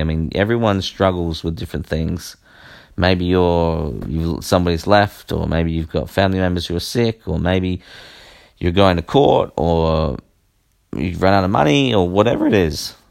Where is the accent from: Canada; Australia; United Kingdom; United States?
Australia; I am Australian